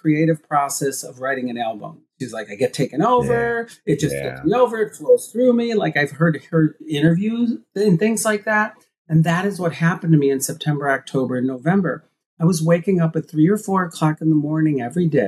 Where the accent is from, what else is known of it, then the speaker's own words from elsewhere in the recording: Midwest, United States; being gay and growing up in the Midwest